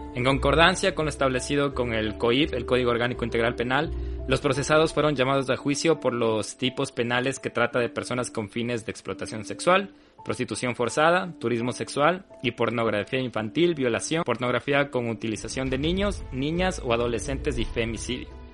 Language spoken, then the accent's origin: Spanish; Loja, Ecuador; moved away; desde Loja y también representando a la tierra que extrañamos personalmente la Fabia y yo